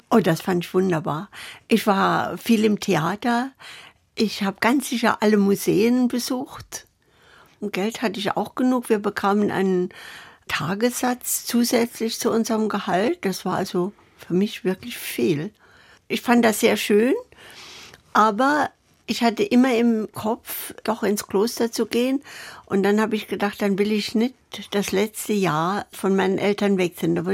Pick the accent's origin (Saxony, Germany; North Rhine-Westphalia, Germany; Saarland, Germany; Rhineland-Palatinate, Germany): Saarland, Germany; born there; Ich weiß, wir waren in Saarbrücken, ich bin ja im Saarland geboren, wir waren in Saarbrücken auf dem Bahnhof, sind evakuiert worden